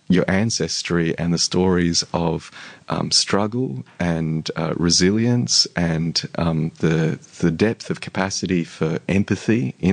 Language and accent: English; Australia; You're you're as Aussie as the rest of us.